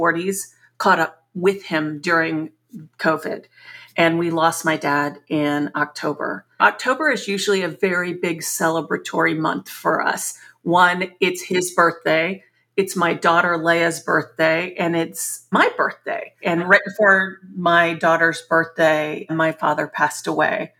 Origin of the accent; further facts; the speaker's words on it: San Antonio, Texas, United States; moved away as an adult; also born or lived in Chicago; We grew up also in San Antonio, Texas, a very middle-class existence